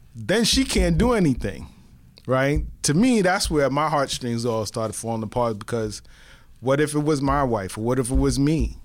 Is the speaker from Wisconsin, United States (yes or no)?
no; New York City, New York, United States; I grew up in the Bronx, one hundred thirty-eighth Street and Third Avenue